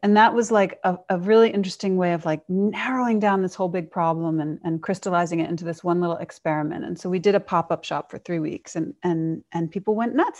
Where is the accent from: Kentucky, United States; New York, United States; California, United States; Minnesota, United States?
New York, United States; I grew up in New York